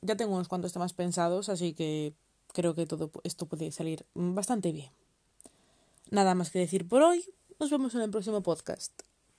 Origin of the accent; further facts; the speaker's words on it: Spain; soy española